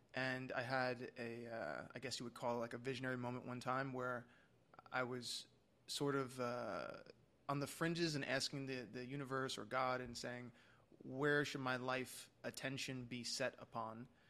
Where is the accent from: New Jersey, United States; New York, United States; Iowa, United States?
New York, United States; moved away; I'm from New York originally